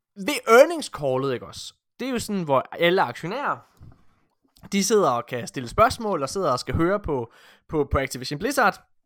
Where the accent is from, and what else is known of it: Denmark